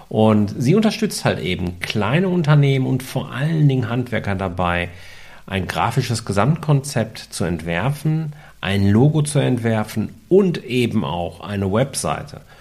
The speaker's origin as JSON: {"language": "German", "region": "North Rhine-Westphalia", "country": "Germany", "tie": "born or raised there", "said": "ich bin ja ein Kind des Ruhrgebiets"}